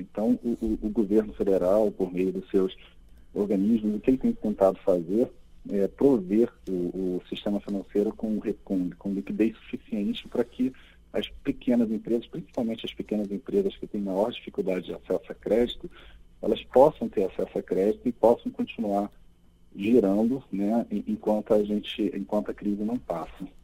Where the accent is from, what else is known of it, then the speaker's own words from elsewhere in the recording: Rio de Janeiro, Brazil; eu sou seu conterrâneo, Ricardo, também sou do Rio de Janeiro